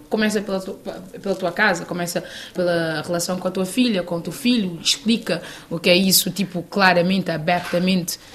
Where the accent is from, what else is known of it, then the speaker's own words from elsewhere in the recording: Santiago, Cape Verde; Eu sou do sul de Cabo Verde